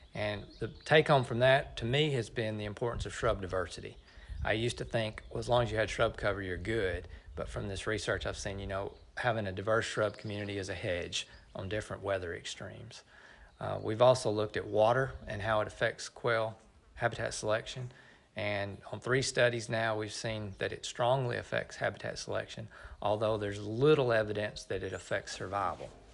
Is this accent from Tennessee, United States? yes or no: yes; Middle Tennessee, United States; moved away as an adult; now in Oklahoma, United States; I grew up in Middle Tennessee